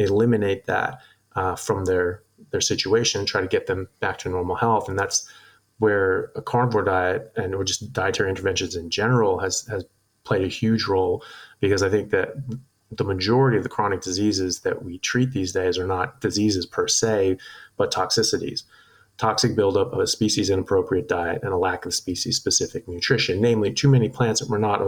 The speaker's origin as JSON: {"language": "English", "country": "United States", "moved": "as an adult", "lives_now": "Australia", "said": "I'm an American medical doctor. I am a neurosurgical resident, and I currently practice in Australia"}